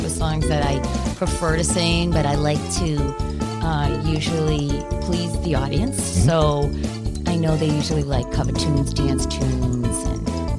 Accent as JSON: {"language": "English", "town": "Arlington", "region": "Massachusetts", "country": "United States", "tie": "born there", "said": "Born in Arlington."}